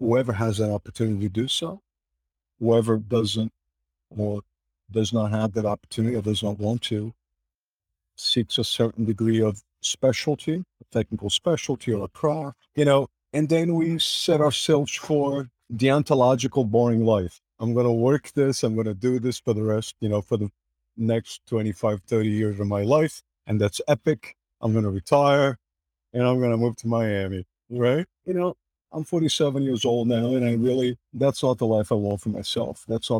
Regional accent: Portugal; English is a second language; The world was linear, small, analogic, and more so the little village that I grew up in Portugal. Probably about 15,000 folks lived in that city at the time.

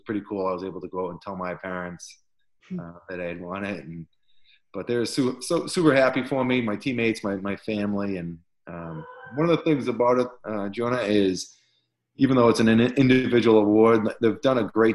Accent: Boston, Massachusetts, United States; I grew up in the Boston area

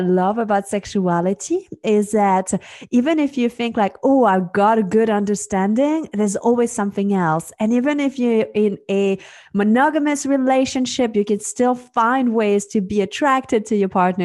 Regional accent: Switzerland; moved away; I am originally from Switzerland. Um, so that's where I grew up.

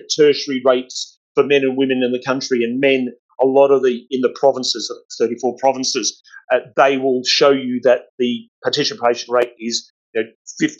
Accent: Australia; I'm Australian

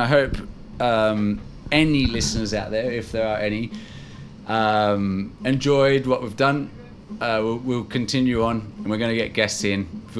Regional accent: Ireland; I'm Irish.

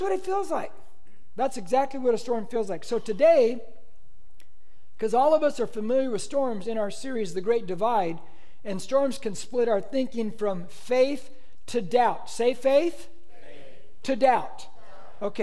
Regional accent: United States; I'm an American, man. I'm American

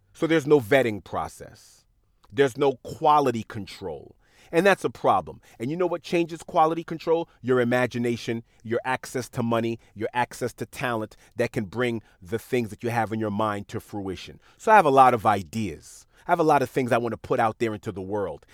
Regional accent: New York City, New York, United States; when I was growing up in Queens, I would go on Jamaica Avenue

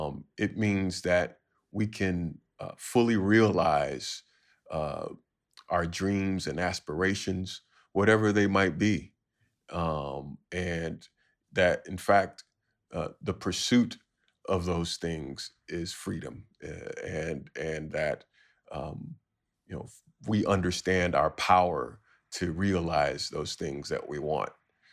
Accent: Chicago, Illinois, United States; And of course, I'm from Chicago, so it's always some house music in there.

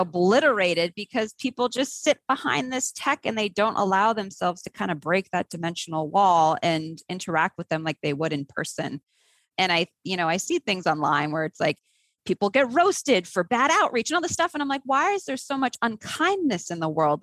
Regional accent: Martha's Vineyard, Massachusetts, United States; growing up on Martha's Vineyard

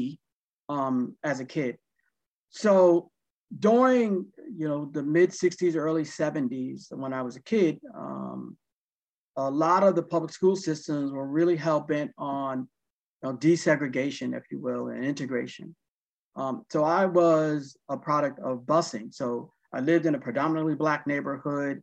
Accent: Waterbury, Connecticut, United States; I grew up in Waterbury, Connecticut. I was born and raised in Waterbury, Connecticut

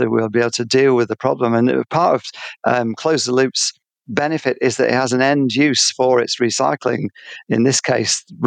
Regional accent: England, United Kingdom; now in Australia; being English

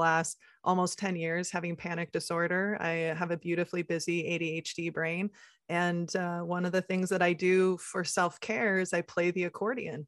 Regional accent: Midwest, United States; I come from generations, especially growing up in the Midwest and, you know, our Midwest nice

